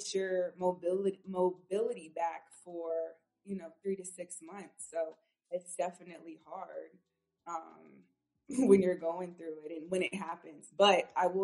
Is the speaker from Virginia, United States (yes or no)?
yes; Norfolk, Virginia, United States; I'm from Norfolk, Virginia. So I'm from the 757. And I grew up in a household of athletes